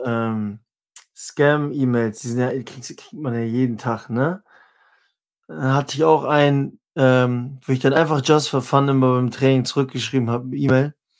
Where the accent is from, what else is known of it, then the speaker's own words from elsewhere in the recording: Northern Germany, Germany; also born or lived in Halle; als Norddeutscher